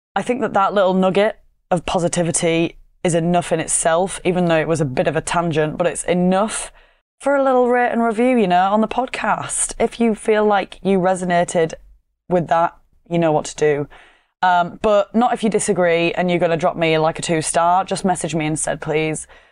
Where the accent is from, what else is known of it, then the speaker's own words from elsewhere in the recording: Yorkshire and the Humber, United Kingdom; accent: Yorkshire; my monotone Yorkshire accent